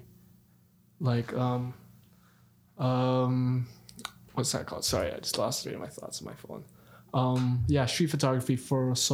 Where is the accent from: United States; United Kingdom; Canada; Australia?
Canada; Toronto, Ontario; also born or lived in Dubai, United Arab Emirates; now in Brampton, Canada; I moved down here when I was grade 2. Toronto. I used to live in Toronto. And from there, I just grew up in Toronto. A few years later, grade 10, I moved to Brampton.